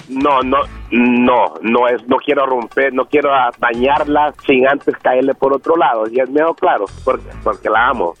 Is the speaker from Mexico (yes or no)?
no; El Salvador; soy salvadoreño.